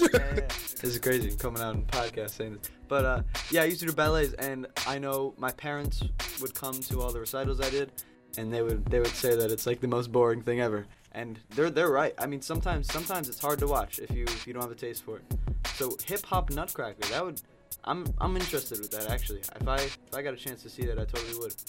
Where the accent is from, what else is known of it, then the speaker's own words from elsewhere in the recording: Newburgh, New York, United States; now in Albany, United States; I'm from Newburgh